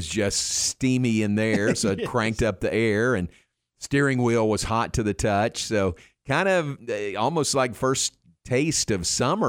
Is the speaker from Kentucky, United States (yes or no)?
yes; Louisville, Kentucky, United States; moved away; I was born in Louisville